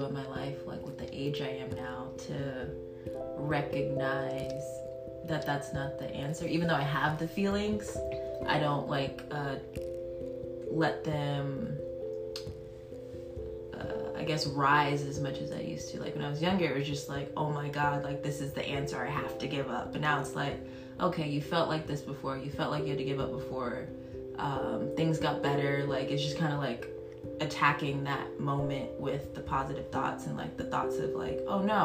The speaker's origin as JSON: {"language": "English", "town": "Houston", "region": "Texas", "country": "United States", "tie": "born or raised there", "also_born_or_lived": "Nevada", "said": "I was born in Nevada, but I'm a Houstonian. I was raised here."}